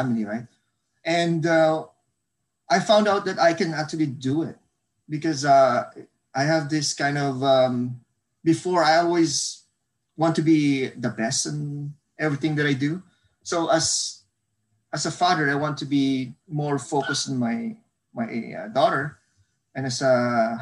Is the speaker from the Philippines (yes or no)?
yes; Bacolod, Negros Occidental, Philippines; moved away as an adult; now in North Vancouver, Canada; I'm Filipino. I was born and raised in the Philippines in one of the provinces in Southern Fark, which is called Bacolod City. I came here when I was 26 years old